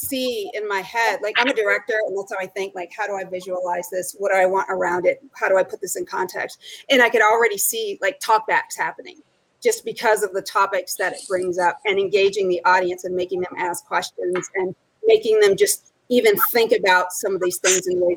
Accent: Bay Area, California, United States; moved away as an adult; now in Arizona, United States; I'm from the Bay Area.

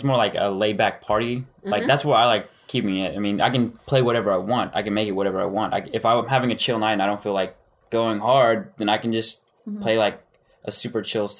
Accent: Denton, Texas, United States; I'm from Denton, Texas.

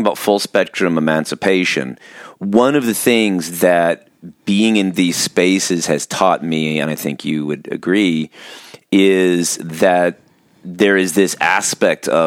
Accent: Orange County, California, United States; now in Pacific Northwest, United States; growing up in Orange County, California

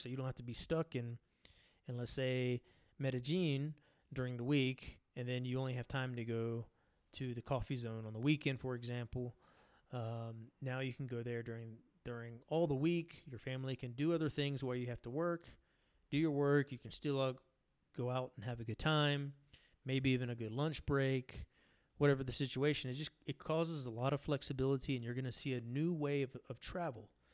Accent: United States; now in Colombia; to my home country in the United States

